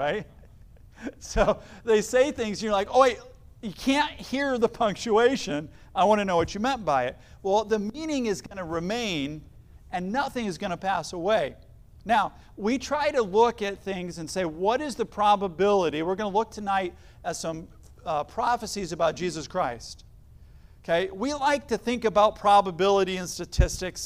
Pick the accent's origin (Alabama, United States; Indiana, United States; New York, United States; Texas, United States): Indiana, United States; Elkhart; I was actually born in Elkhart, Indiana. So a long time ago, so I was born and raised in Northern Indiana